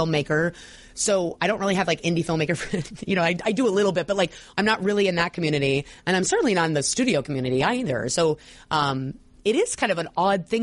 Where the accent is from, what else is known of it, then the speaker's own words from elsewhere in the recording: United States; I'm American